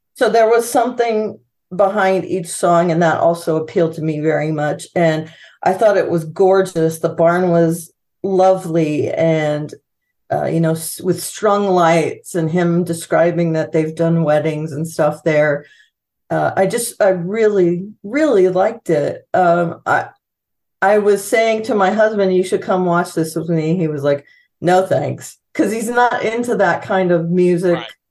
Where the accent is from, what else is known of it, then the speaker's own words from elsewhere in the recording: California, United States; moved away; I'm from California